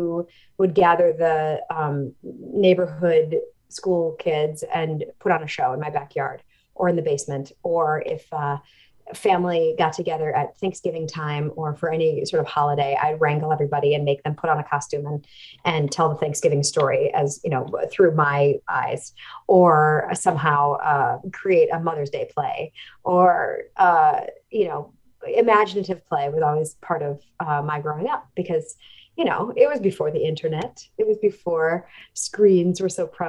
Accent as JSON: {"language": "English", "town": "Milwaukee", "region": "Wisconsin", "country": "United States", "tie": "born or raised there", "also_born_or_lived": "Evanston, Illinois / Chicago, Illinois", "moved": "as an adult", "lives_now": "New York City, United States", "said": "I was born in Evanston, but I grew up in a suburb of Milwaukee, Wisconsin"}